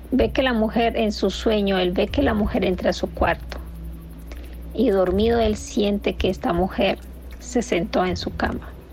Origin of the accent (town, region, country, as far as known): Nicaragua; moved away